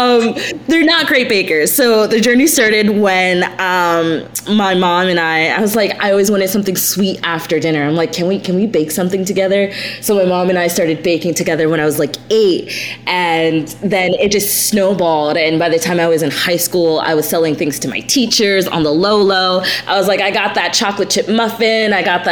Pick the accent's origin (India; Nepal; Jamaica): Jamaica; And I'm Jamaican, so we had a connection.